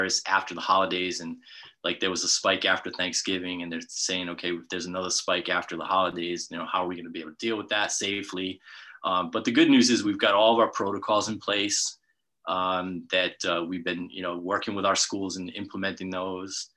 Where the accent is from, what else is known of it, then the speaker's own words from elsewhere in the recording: Bristol, Rhode Island, United States; also born or lived in New Hampshire; I'm a native Rhode Islander, so I grew up in Bristol, Rhode Island